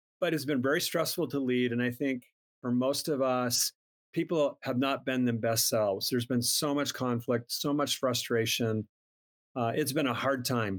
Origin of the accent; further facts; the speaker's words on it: Minnesota, United States; I'm from Minnesota, Minnesota kid.